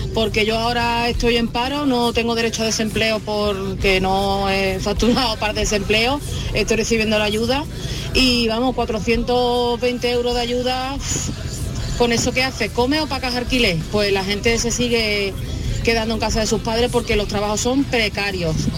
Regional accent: Málaga, Andalusia, Spain; now in Antequera, Spain; Antequera, aunque soy malagueña

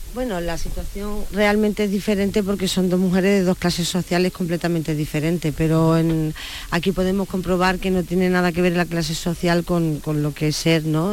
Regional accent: Andalusia, Spain; mi tierra

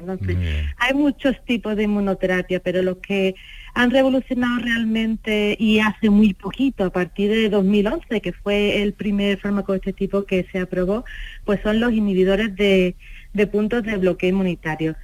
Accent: Seville, Andalusia, Spain; moved away as an adult; now in Málaga, Spain; yo soy sevillana, pero estoy muy cómoda y muy feliz en Málaga

